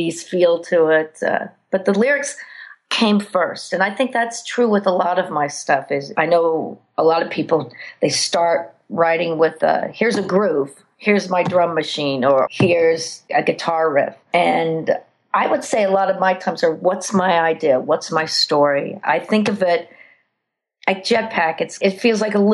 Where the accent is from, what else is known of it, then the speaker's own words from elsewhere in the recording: Colorado, United States; moved away; also born or lived in New York City; I'm from Colorado